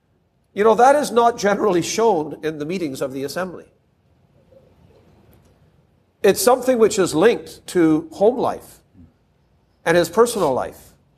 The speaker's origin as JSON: {"language": "English", "town": "Toronto", "region": "Ontario", "country": "Canada", "tie": "born or raised there", "said": "We had, growing up in Toronto, I would say without a word of exaggeration, I'm sure we had into the thousands of different believers in my aunt's home."}